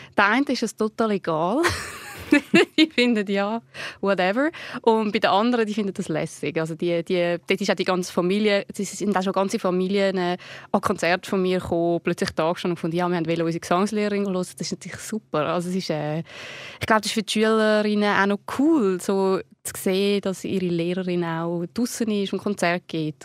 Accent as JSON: {"language": "German", "region": "Zurich", "country": "Switzerland", "said": "wir sind ja beide aus Zürich"}